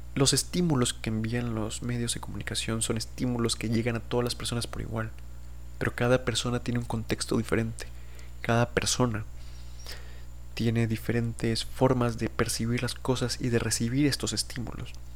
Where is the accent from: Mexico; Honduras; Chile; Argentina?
Mexico; yo diría que soy mexicano, por supuesto. Tanto en mis documentos oficiales por haber nacido en un estado